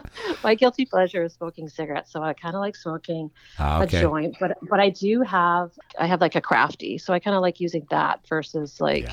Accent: Alberta, Canada; I was born in Alberta.

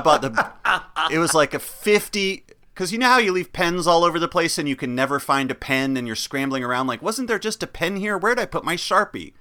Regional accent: Chapel Hill, North Carolina, United States; growing up in Chapel Hill, North Carolina

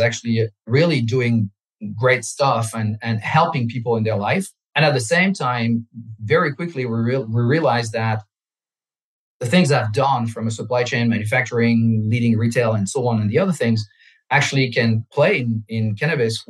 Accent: France; English is a second language; moved away as an adult; now in South Florida, United States; I'm French. I grew up in France.

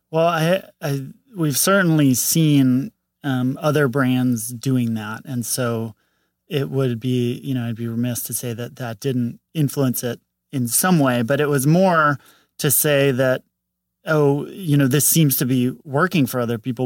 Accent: St. Louis, Missouri, United States; moved away as an adult; now in Los Angeles, United States; Saint Louis, Missouri

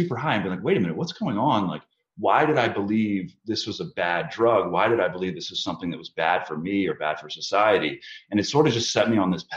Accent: Chevy Chase, Maryland, United States; I grew up in Chevy Chase, Maryland from about the age of 12

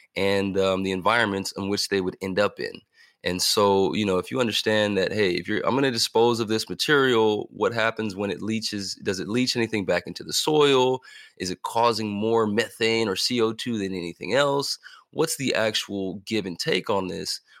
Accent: California, United States; also born or lived in Missouri / Kentucky / Indiana / Ohio; growing up in California

